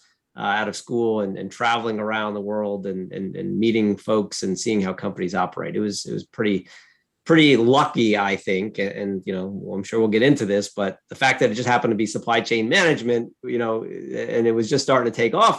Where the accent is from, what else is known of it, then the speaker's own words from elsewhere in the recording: Woodbridge, New Jersey, United States; now in Pittsburgh, United States; I grew up in Central Jersey, often unknown to most, because you typically hear folks from North Jersey or South Jersey, but I was from Central Jersey, and the town was called Woodbridge